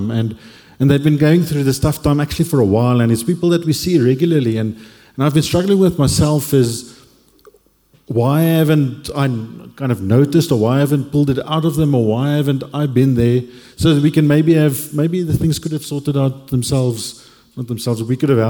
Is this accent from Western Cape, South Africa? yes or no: yes; Cape Town, Western Cape, South Africa; moved away as an adult; also born or lived in Stellenbosch; now in Johannesburg, South Africa; born and raised in Cape